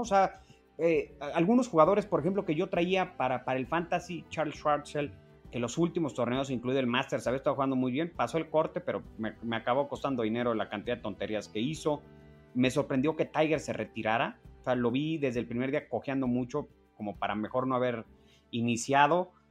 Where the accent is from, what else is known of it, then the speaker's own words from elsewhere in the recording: Mexico; Como mexicano